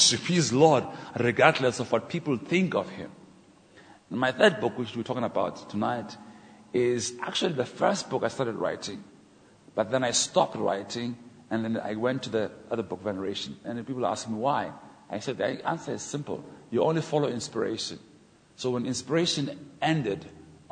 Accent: Port Elizabeth, Eastern Cape, South Africa; I'm African from Port Elizabeth

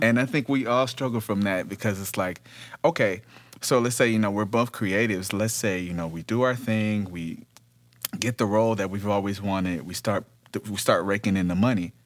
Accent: Detroit, Michigan, United States; now in Los Angeles, United States; I'm originally from Detroit.

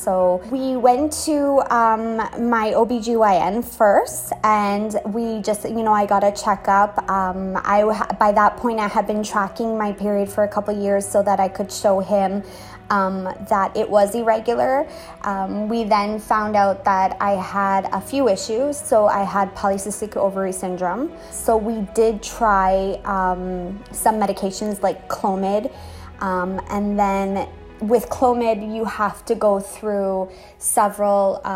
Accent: Canada; moved away as an adult; also born or lived in Trinidad; now in Trinidad and Tobago; I'm Canadian

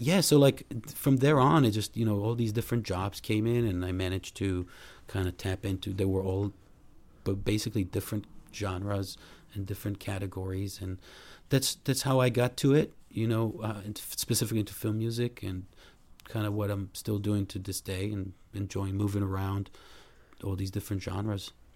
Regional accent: Israel; moved away as an adult; also born or lived in Boston, United States; now in Los Angeles, United States; I grew up in Israel

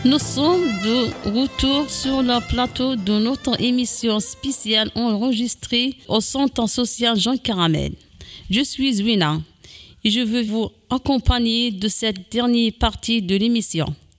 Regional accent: Kabylie, Algeria; now in France; de là où je viens, dans certaines parties de la Kabylie

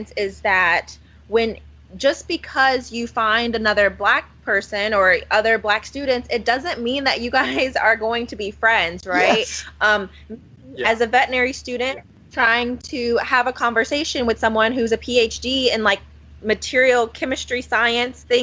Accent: Louisville, Kentucky, United States; also born or lived in Connecticut / Blacksburg, Virginia; I grew up in Louisville, Kentucky, pretty diverse city

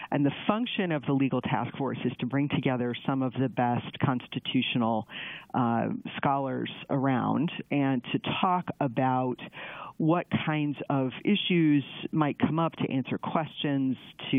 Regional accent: Chicago, Illinois, United States; I'm from Chicago

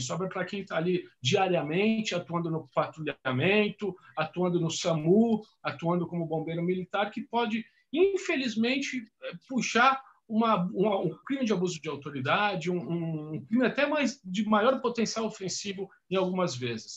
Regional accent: São Paulo, Brazil; Sou de São Paulo

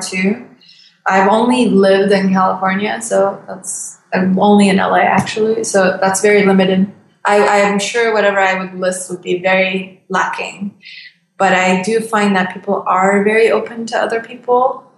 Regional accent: Turkey; moved away; I love my country too. I really, really do love Turkey

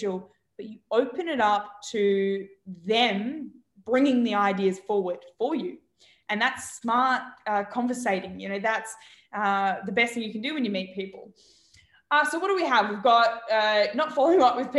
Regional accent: Australia; moved away; I'm from Australia

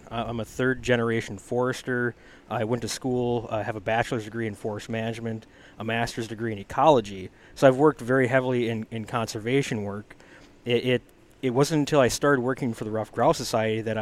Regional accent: Tomahawk, Wisconsin, United States; Uh, northern Wisconsin, Tomahawk.

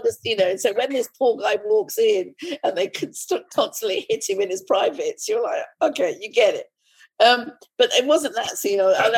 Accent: India; and as an Indian, I thought, oh, it's won a Booker Prize. Should I tell that story?

